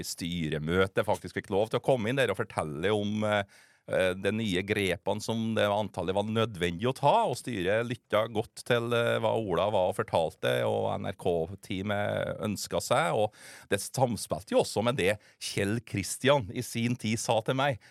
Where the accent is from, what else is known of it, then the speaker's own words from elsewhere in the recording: Steinkjer, Trøndelag, Norway; Det er jo der jeg kommer fra